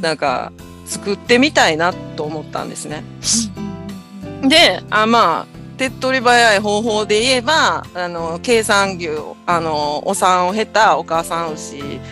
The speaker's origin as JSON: {"language": "Japanese", "region": "Osaka", "country": "Japan", "tie": "born or raised there", "moved": "as an adult", "lives_now": "Ishigaki, Japan", "said": "私は、出身は大阪出身"}